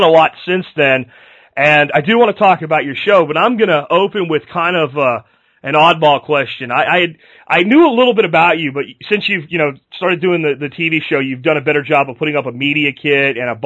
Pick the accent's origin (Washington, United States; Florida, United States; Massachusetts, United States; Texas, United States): Florida, United States; I grew up in Florida myself